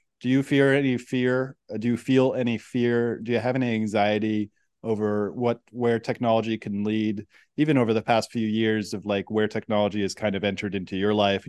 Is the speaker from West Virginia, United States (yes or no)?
no; Silicon Valley, California, United States; I come from the Silicon Valley